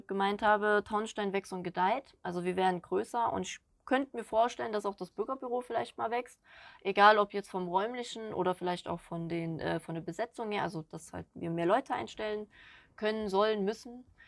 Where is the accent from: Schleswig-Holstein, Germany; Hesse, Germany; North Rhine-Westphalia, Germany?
Hesse, Germany; Schwalmstadt; moved away; ich komme gebürtig von Kassel oben, Schwalmstadt die Ecke